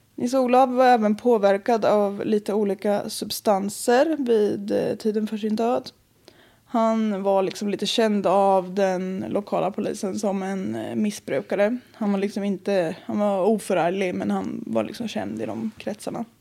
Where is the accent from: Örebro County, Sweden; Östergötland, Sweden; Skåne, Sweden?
Östergötland, Sweden; accent: Östgötska; Jag var hos mina föräldrar, åkte dit mm. igår. Mm. Så om jag pratar mer östgötska